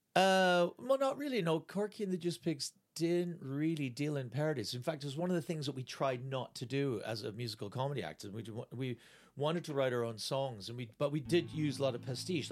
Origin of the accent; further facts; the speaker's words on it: Canada; moved away; I'm Canadian.